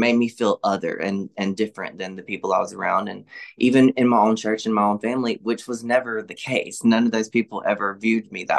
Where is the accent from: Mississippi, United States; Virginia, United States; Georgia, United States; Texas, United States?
Mississippi, United States; Laurel; I grew up in the Southern Baptist Church here in Laurel with my family